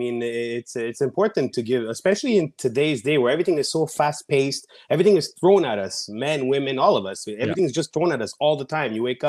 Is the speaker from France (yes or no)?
no; Montreal, Quebec, Canada; the pandemic back home in Canada. I'm from Montreal, like most of you already know.